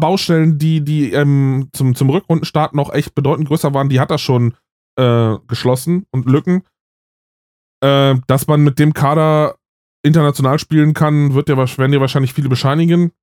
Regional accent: Berlin, Germany; born or raised there; moved away

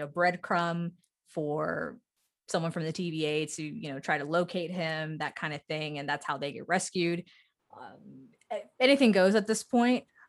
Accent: Texas, United States; I'm from Texas

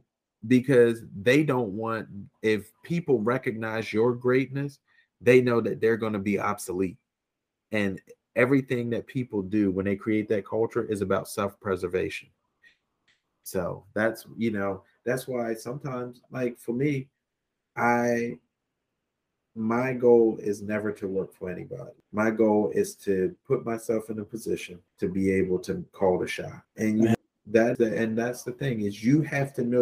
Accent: United States; moved away as an adult; I grew up on the Eastern Shore

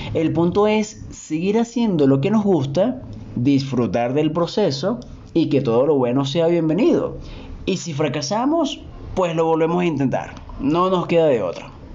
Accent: Venezuela; moved away as an adult; mi país natal, Venezuela

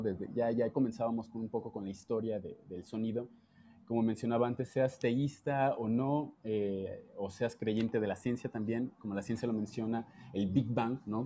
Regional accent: Jalisco, Mexico; now in Mexico City, Mexico; yo soy de Jalisco

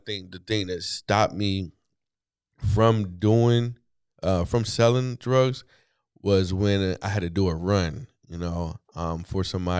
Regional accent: East Coast, United States; I'm from the East Coast, so analogies come normal.

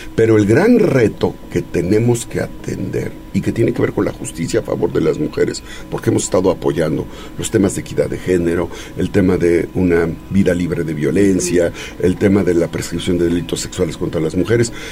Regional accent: Izúcar de Matamoros, Puebla, Mexico; Yo nací en Izúcar

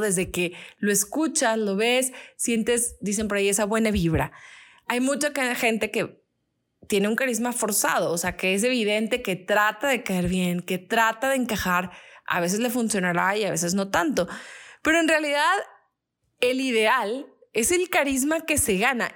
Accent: Mexico; el mexicano también es muy así a veces. Aunque tenemos esa buena fama de ser amigables

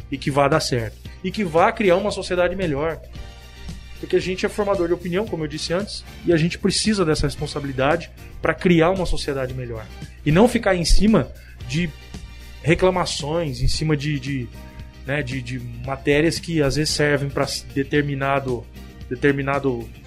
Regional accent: Paraguay; Eu sou descendente de oriental. Eu sou, eu sou japonês do Paraguai

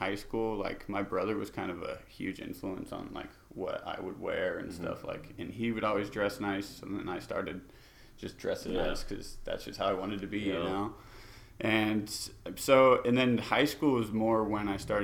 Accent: Urbandale, Iowa, United States; also born or lived in Naperville, Illinois; I was born and raised in Urbandale, Iowa

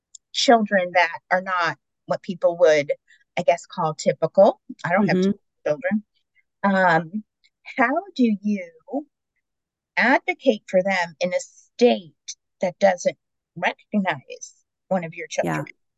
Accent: Colorado, United States; now in Ohio, United States; I'm from Colorado, I live in Ohio

